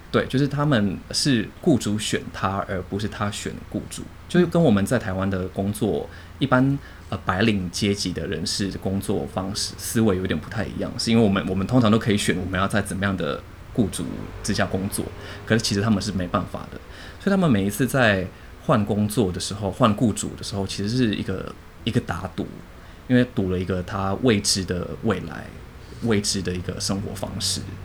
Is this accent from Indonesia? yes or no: yes; Jakarta, Indonesia; moved away; also born or lived in Singapore / Penang, Malaysia; 我是出生在印尼的 印尼华人，对，那我家爸爸妈妈都是印尼华人，都是一个大家庭